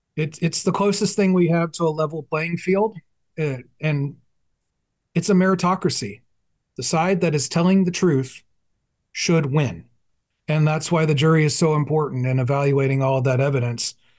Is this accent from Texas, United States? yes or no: yes; Fort Worth, Texas, United States; We're both from Fort Worth